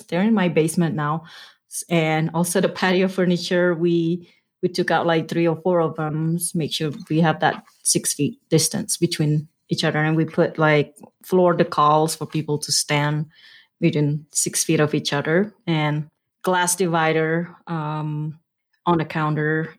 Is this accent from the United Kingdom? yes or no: no; Indonesia; moved away as an adult; also born or lived in Nevada / West Papua; now in Utah, United States; I wasn't born in Utah. I'm originally from Indonesia